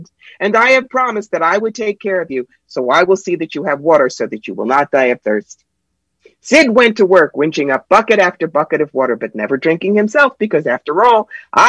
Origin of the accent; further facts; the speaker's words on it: Cherry Hill, New Jersey, United States; also born or lived in Brooklyn, New York; now in upstate New York, United States; I grew up in Cherry Hill, New Jersey, but I live in an 864 square foot house in the middle of a hayfield in upstate New York